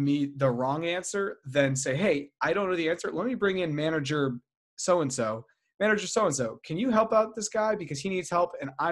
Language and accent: English; United States; also born or lived in Guatemala; where we're from, when I say where we're from, like the United States